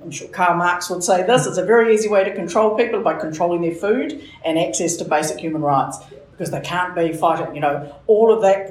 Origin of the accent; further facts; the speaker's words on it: Auckland, New Zealand; I'm pretty much Auckland born and raised, so a proud resident of the Kingdom of Mount Roskill.